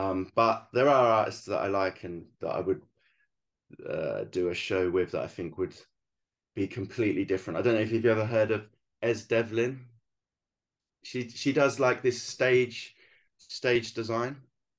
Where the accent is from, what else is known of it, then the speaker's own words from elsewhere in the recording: England, United Kingdom; moved away as an adult; I thought when I came over as the Englishman into their country, it looks a bit arrogant when you kind of go, look at all my work.